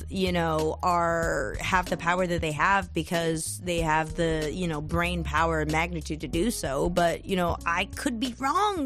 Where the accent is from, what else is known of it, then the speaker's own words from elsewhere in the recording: Beijing, China; moved away as an adult; also born or lived in Singapore / Boston; now in United States; Born in Singapore, born and raised. I grew up in Beijing, but I moved to Boston when I was 18 to go to music school, Berkeley